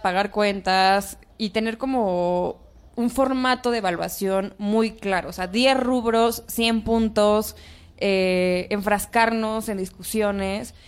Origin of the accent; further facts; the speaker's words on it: Oaxaca, Mexico; now in Mexico City, Mexico; Yo no soy del DF, soy de Oaxaca